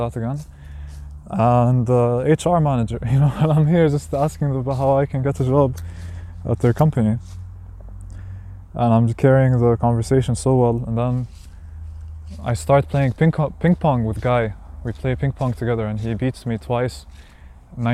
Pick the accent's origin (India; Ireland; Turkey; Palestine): Palestine; I'm from Palestine.